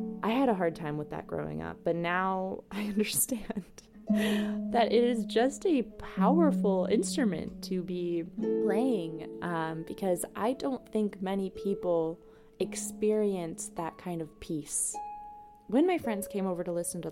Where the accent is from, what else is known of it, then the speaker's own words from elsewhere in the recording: DeKalb, Illinois, United States; moved away as an adult; now in Milwaukee, United States; I'm from DeKalb, Illinois